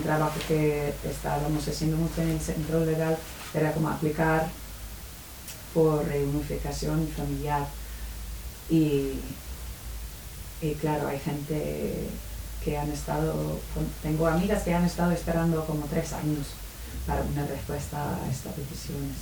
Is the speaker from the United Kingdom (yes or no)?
yes; United Kingdom; Spanish is a second language; moved away; soy de Reino Unido